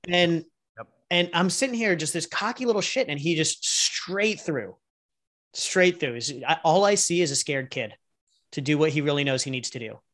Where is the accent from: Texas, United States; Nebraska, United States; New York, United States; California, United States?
California, United States; San Diego; also born or lived in Los Angeles; originally from San Diego, grew up here